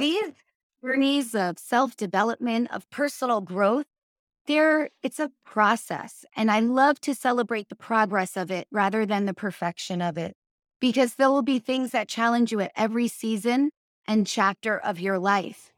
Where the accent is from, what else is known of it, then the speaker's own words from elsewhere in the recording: New York, United States; I'm from New York